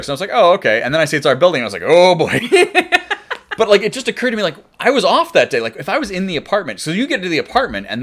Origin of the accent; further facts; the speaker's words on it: Scranton, Pennsylvania, United States; Growing up in Scranton, because again, it's in a valley, that doesn't really have tornadoes either